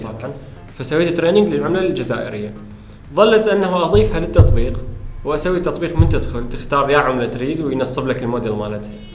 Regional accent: Iraq; احنا كعرب كعراقيين

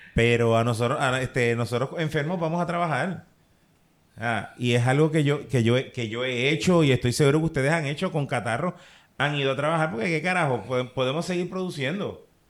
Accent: Puerto Rico; aquí en Puerto Rico

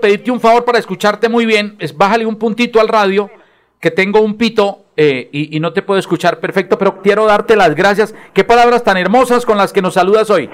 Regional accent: Bucaramanga, Santander, Colombia; concejal de Bucaramanga, mi tierra, la tierra que me vio nacer

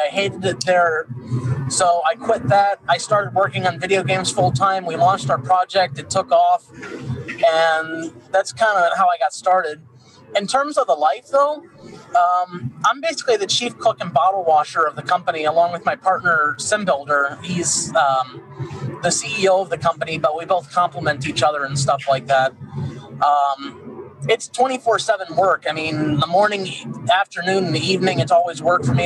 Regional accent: Chicago, Illinois, United States; I'm from the Chicagoland area

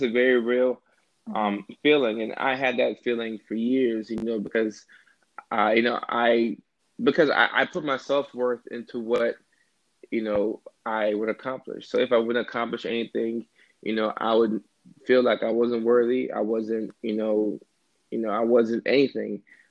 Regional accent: Georgia, United States; not being accepted to any colleges in my home state, which was Georgia at the time.

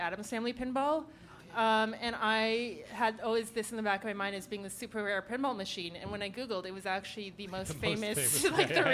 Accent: Ottawa, Ontario, Canada; now in Toronto, Canada; I'm from Ottawa

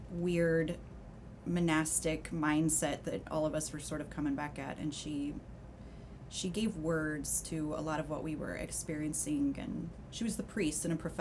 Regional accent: Colorado, United States; I'm from Colorado.

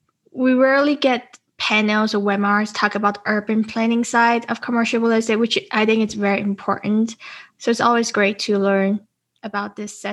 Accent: Las Vegas, Nevada, United States; because he's from New York City and I'm from Las Vegas.

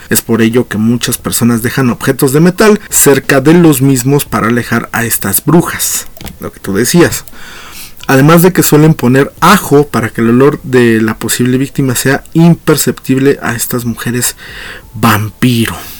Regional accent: Mexico; lo que somos como mexicanos

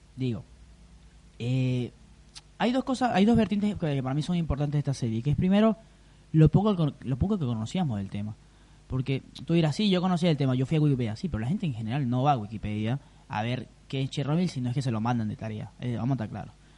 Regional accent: Venezuela; yo vengo de Venezuela.

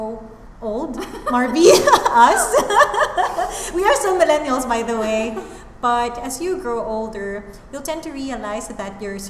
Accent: Philippines; being a Filipino

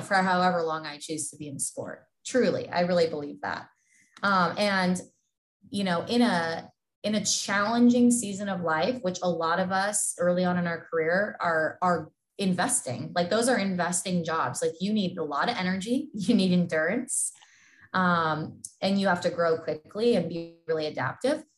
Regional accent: Southern California, United States; moved away as an adult; now in Iowa, United States; born and raised in Southern California

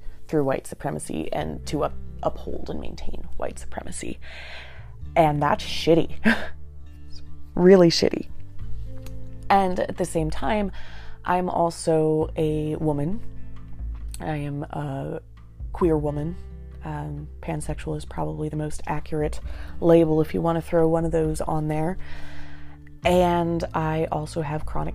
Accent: United States; moving back to my hometown, which is in rural America, very much Trump country

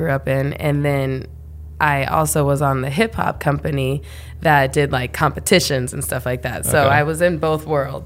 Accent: Chico, California, United States; moved away; also born or lived in New York City; So all those people from Paradise now live in my hometown, really? Chico

